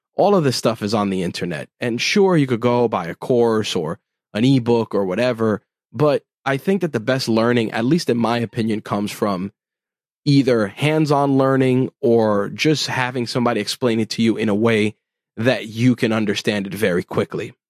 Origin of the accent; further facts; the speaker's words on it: New York City, New York, United States; as a New Yorker, uh, living in the borough of Queens here in New York City